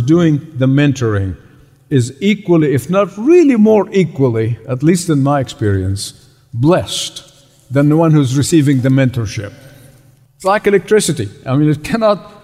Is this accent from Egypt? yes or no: yes; Egypt; moved away; Where I grew up in Egypt is the Coptic church